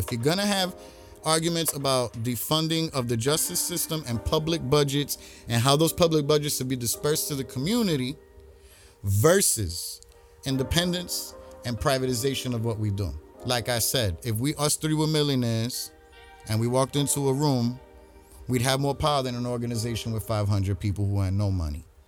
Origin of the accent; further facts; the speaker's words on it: New York City, New York, United States; I'm from Brooklyn